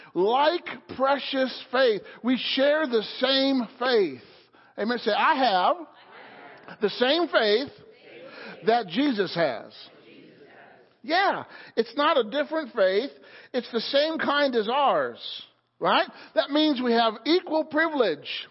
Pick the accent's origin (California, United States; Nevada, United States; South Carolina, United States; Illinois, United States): Illinois, United States; now in Pennsylvania, United States; the church that I grew up in in Illinois